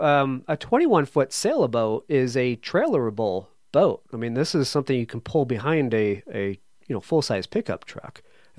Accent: New England, United States; I'm from New England.

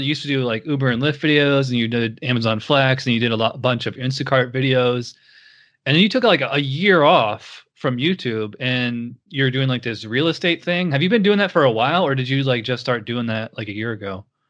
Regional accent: Schenectady, New York, United States; I'm from Schenectady, so I'm right on the other side of the line

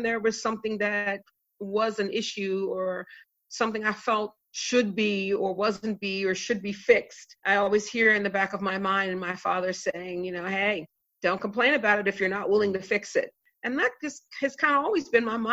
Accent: Maryland, United States; growing up in Maryland and in the USA

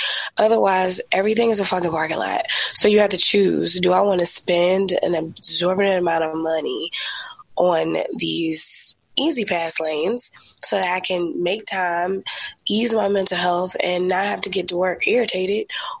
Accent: Virginia, United States; Virginia, my home state.

